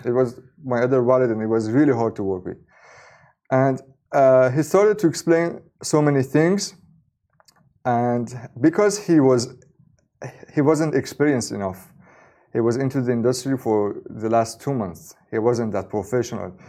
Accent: Iran; I was born in Iran

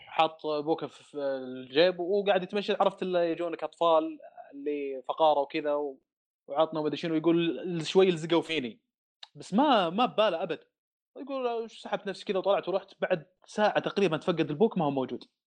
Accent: Saudi Arabia; also born or lived in Dammam / Riyadh; عندنا في الدمام

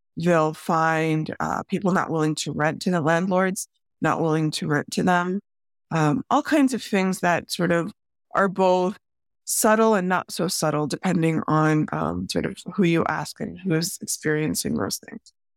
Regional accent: Chicago, Illinois, United States; I grew up in the Chicago area

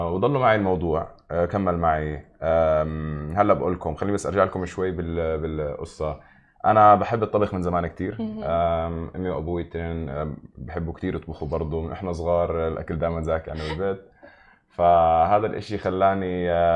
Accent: Nablus, West Bank, Palestine; now in Dubai, United Arab Emirates; انا من مدينه من فلسطين اسمها نابلس

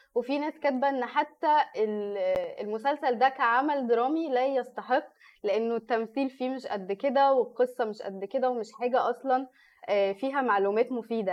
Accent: Egypt; أنا مصرية.

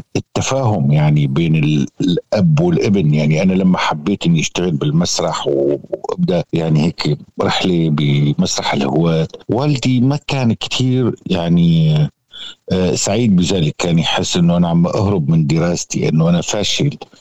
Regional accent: Syria; نحن كسوريين

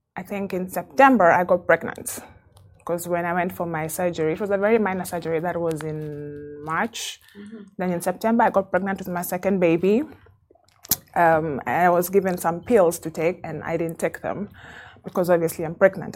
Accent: Kenya; moved away as an adult; now in Dubai, United Arab Emirates; I have been in Dubai for 15 years. Um, I'm Kenyan

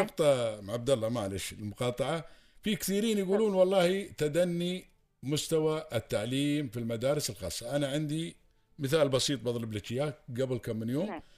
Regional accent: United Arab Emirates; accent: Emirati; عندنا في الامارات

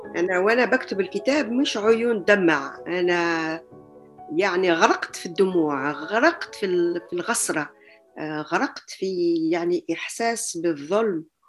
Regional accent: Algeria; moved away as an adult; also born or lived in Germany / Tunisia; now in France; مولودة في الجزائر ودرست لحد يعني كملت دراستي الجامعية في الجزائر

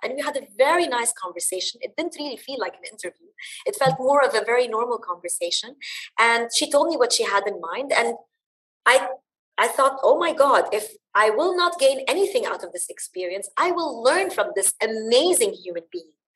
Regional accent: Dubai, United Arab Emirates; also born or lived in Bahrain; I was born and raised in the UAE. I am of Lebanese origin

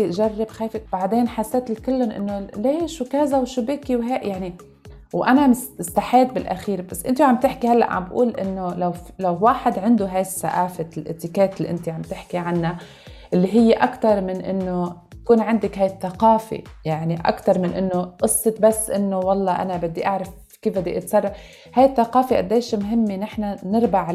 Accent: Lebanon; now in United Arab Emirates; انا صار عندي هيدي الكالتشر شوك اذا فينا نسميها لما نقلت من لبنان على الامارات

